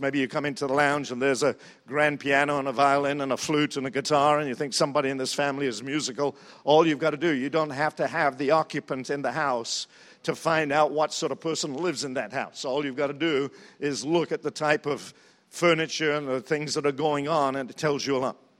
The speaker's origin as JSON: {"language": "English", "region": "England", "country": "United Kingdom", "also_born_or_lived": "New Zealand", "moved": "yes", "lives_now": "United States", "said": "I'm from England, and we do have a throne there"}